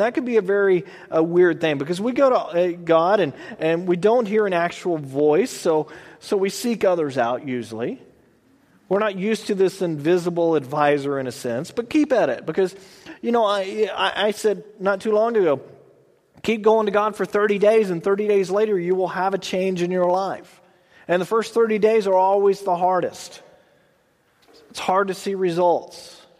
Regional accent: Texas, United States; I'm from Texas. We slur everything together. I've been out here long enough that it's slowly kind of going away, sort of.

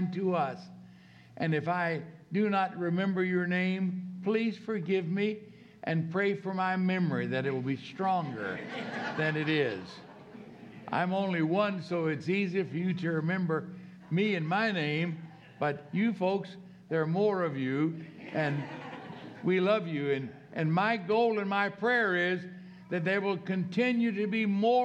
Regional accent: Norfolk, Virginia, United States; where I was raised in Norfolk, Virginia

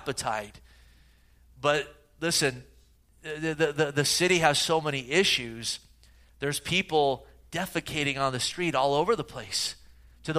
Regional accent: the Bay Area, California, United States; growing up in the Bay Area

